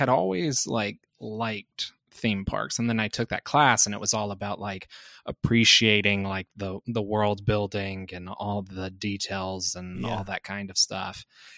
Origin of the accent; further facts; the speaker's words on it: Birmingham, Alabama, United States; moved away; Well, I grew up in Birmingham, and Six Flags in Atlanta is the closest theme park there.